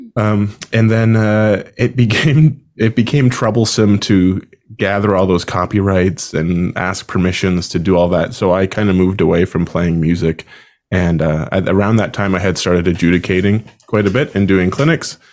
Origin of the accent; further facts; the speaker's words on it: Summerside, Prince Edward Island, Canada; moved away as an adult; also born or lived in Sackville, New Brunswick; I'm originally from Summerside, Prince Edward Island, Canada